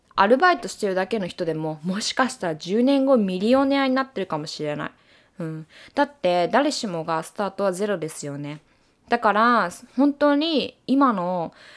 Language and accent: Japanese; Japan; moved away as an adult; now in United States; 自分の生まれ育った国を出て視野を広げた時に